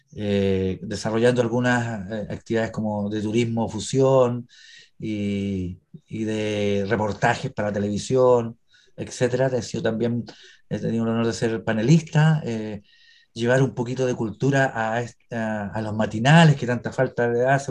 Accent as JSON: {"language": "Spanish", "country": "Chile", "said": "soy chileno de corazón"}